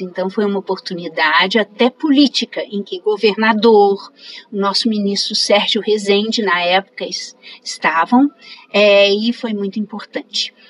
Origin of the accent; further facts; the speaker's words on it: Minas Gerais, Brazil; moved away as an adult; now in Maceió, Brazil; Sou mineira